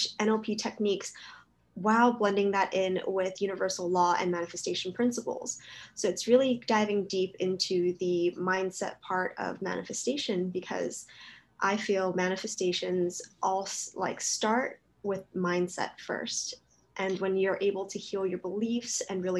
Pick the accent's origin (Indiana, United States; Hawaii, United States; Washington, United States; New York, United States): Hawaii, United States; Oahu; I'm originally from here. So Oahu, Hawaii, that's where I was born. And I've lived here my whole life